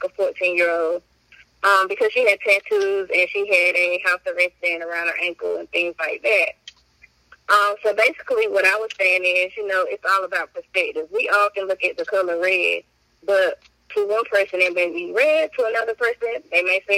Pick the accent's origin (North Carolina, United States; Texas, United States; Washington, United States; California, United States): North Carolina, United States; Wilson; I am from Wilson, North Carolina, raised here in high school